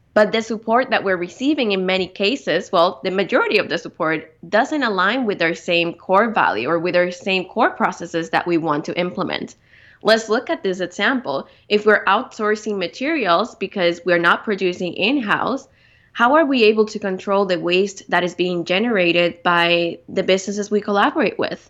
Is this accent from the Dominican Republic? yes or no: yes; Dominican Republic; moved away as an adult; also born or lived in Victoria, Canada; being born and raised in the Dominican Republic, I grew up, uh, mostly outdoors